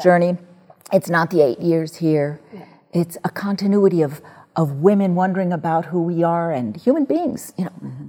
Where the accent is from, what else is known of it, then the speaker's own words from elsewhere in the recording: New York City, New York, United States; I grew up in the New York City public school system